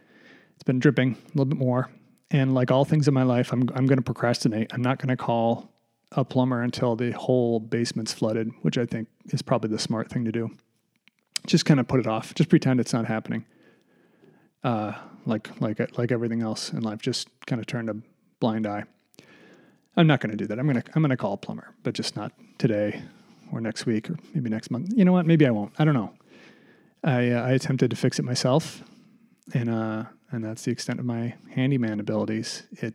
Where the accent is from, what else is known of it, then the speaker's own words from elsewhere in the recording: United States; born there; Like I was born in the United States. That's fantastic. You know, I'm very fortunate, but I'm not sort of proud of that fact because I didn't do anything.